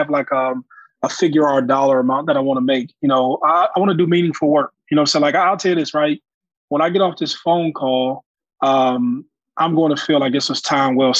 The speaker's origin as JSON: {"language": "English", "town": "Youngstown", "region": "Ohio", "country": "United States", "tie": "born or raised there", "said": "we probably service about 600 kids in Youngstown City Schools in my hometown."}